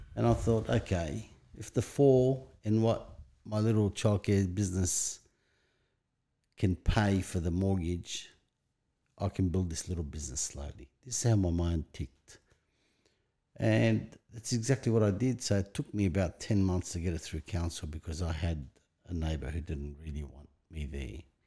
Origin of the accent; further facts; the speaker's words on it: Sydney, New South Wales, Australia; English is a second language; also born or lived in Lebanon / Bankstown / Greenacre; I was raised in Punch Bowl, moved to Bankstown, Greenacre, and I've been within five kilometre radius from the day I come to Australia